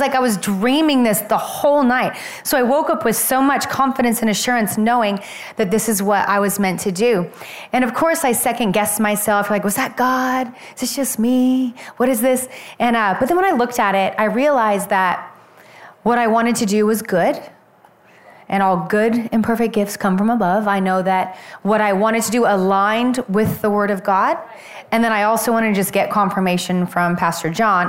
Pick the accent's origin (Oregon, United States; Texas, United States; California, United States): Oregon, United States; moved away; I'm originally from Oregon